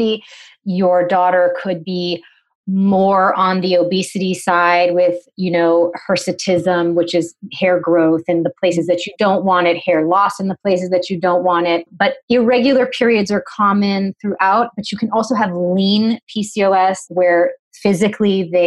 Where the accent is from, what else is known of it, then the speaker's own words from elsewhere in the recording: New England, United States; I'm from New England